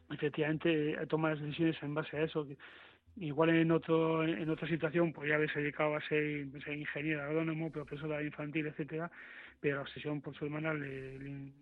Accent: Bilbao, Basque Country, Spain; yo he comprado en el Carrefour de, de Bayona, o sea que soy un vasco integrado, pero soy de Bilbao.

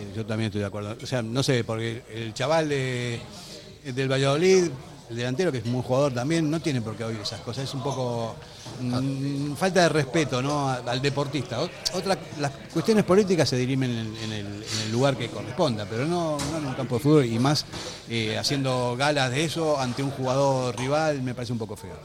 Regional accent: Argentina; now in Spain; soy argentino

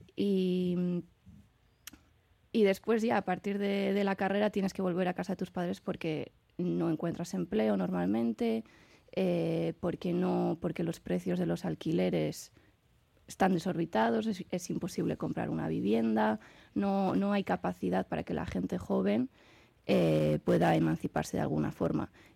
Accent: San Sebastián, Basque Country, Spain; yo que soy de Donosti

